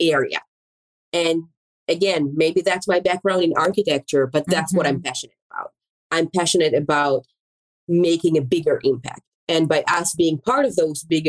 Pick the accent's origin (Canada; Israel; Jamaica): Israel; English is a second language; moved away as an adult; also born or lived in Florence, Italy; now in Atlanta, United States; English is my second language. Yes, as you mentioned, I mean, I was born in Israel. I moved here